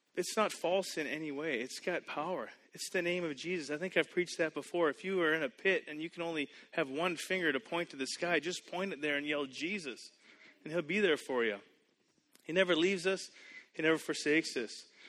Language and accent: English; Canada; moved away as an adult; also born or lived in United States; I grew up in Canada. I went to school in the U.S. I now live here.